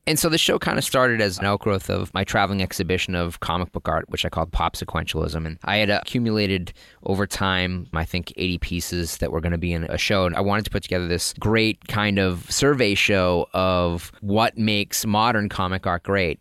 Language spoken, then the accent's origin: English; Lynn, Massachusetts, United States; I'm from Lynn